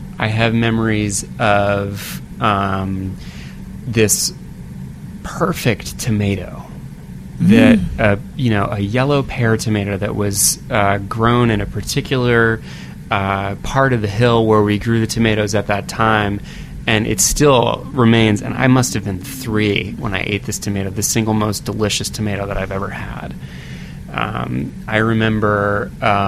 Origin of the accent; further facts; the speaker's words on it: Woodbury, Connecticut, United States; also born or lived in Waterbury, Connecticut; now in New York City, United States; I was born in Connecticut, in northwestern Connecticut, Waterbury, which is very close to the town I grew up in, Woodbury, Connecticut.